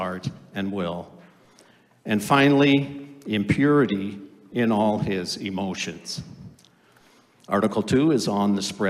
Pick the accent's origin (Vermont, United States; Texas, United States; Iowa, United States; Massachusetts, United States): Iowa, United States; Orange City; moved away as an adult; also born or lived in Holland, Michigan; I grew up in Orange City, Iowa, and the town always sponsored a tulip time festival